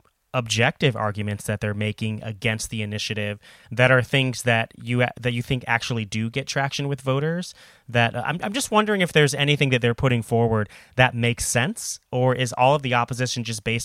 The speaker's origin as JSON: {"language": "English", "town": "Omaha", "region": "Nebraska", "country": "United States", "tie": "born or raised there", "moved": "yes", "said": "I grew up in Omaha, Nebraska, which is a city of about 500,000 people. It's by far the largest city in Nebraska. It's right on the eastern edge on the Missouri River."}